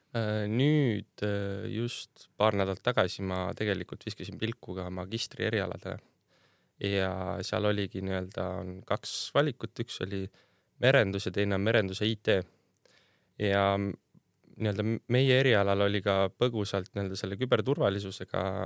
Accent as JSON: {"language": "Estonian", "town": "Värska", "region": "Põlva County", "country": "Estonia", "said": "ma olen Tallinnast päris kaugelt pärit, Värskast"}